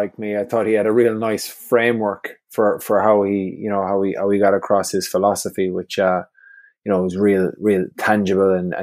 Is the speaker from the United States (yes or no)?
no; Limerick, Munster, Ireland; also born or lived in Connacht / London; I'm from Limerick in Ireland, and I would have played with Munster's underage teams growing up